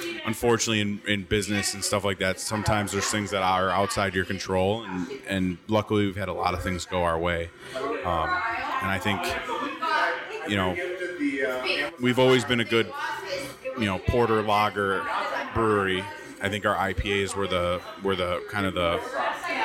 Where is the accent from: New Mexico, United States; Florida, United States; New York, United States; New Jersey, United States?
New York, United States; Buffalo; I'm from Buffalo